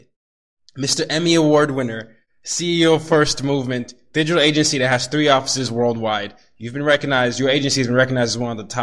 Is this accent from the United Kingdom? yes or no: no; Nigeria; as a Nigerian